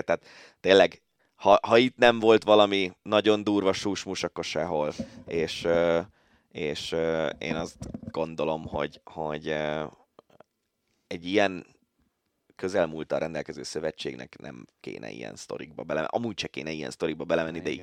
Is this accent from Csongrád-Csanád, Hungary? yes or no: no; Budapest, Hungary; én angyalföldi gyerek vagyok